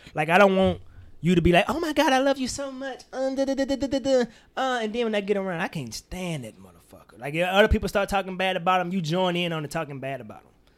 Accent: Mississippi, United States; my Mississippi bias, 'cause nigga, we don't sound like

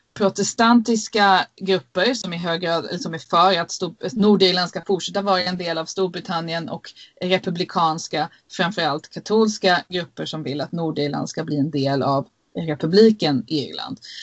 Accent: Sweden; now in United Kingdom; vi svenska journalister

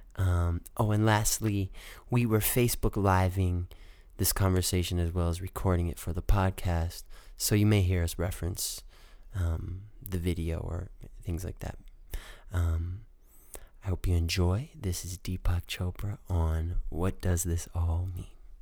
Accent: Detroit, Michigan, United States; moved away; I'm from Detroit, Michigan originally

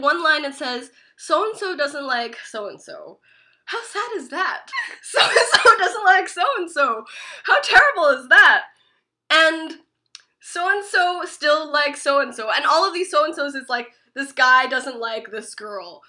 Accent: Richmond, British Columbia, Canada; I grew up in Richmond

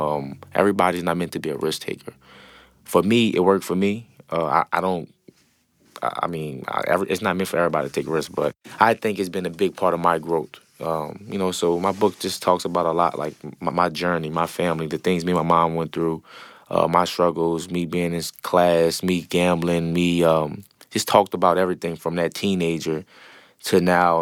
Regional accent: New Orleans, Louisiana, United States; growing up in the Seven Ward

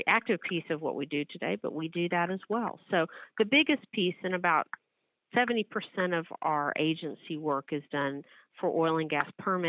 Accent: Midland, Texas, United States; I grew up in Midland, Texas

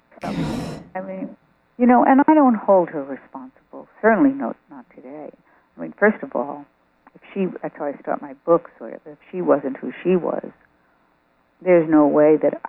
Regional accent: New York, United States; what a lot of nice Jewish girls did in growing up in New York

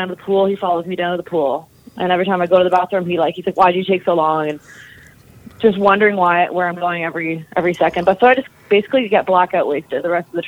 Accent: near Toronto, Ontario, Canada; I grew up near Toronto, Ontario

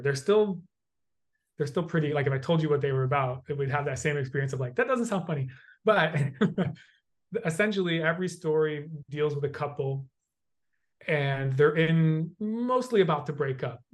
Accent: United States; I have the experience of being a white male growing up in the United States

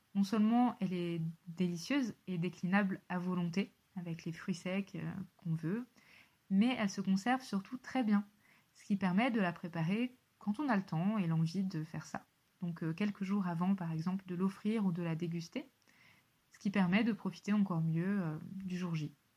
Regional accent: Savoie, Auvergne-Rhône-Alpes, France; en Savoie, là où j'ai grandi

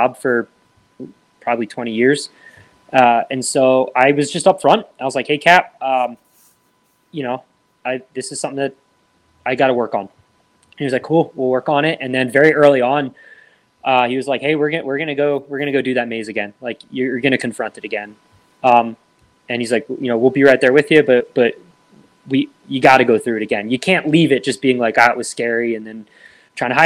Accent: Lehigh County, Pennsylvania, United States; my first volunteer company, which is in Lehigh County, Pennsylvania, which is my hometown, that's where I grew up

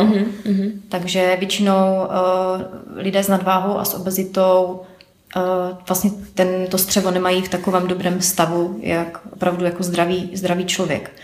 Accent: Ostrava, Moravian-Silesian Region, Czechia; now in Prague, Czechia; pocházím z Ostravy, takže lidi mě tam více asi znají než tady v Praze

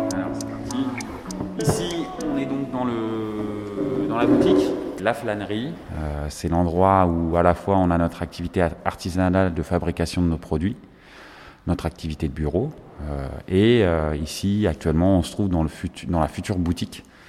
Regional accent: Villiers-le-Bel, Île-de-France, France; also born or lived in Aubervilliers; je suis originaire du 95, limitrophe Seine-Saint-Denis, puisque j'ai grandi à Villiers-le-Bel

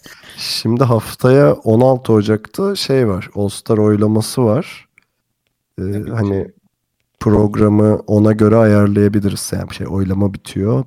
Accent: Turkey; bir Türk olarak

